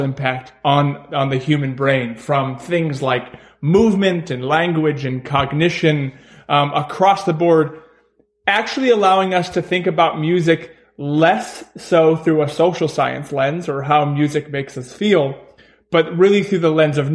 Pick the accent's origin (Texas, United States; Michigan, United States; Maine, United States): Maine, United States; moved away; I'm from Maine originally, from a very small town in Maine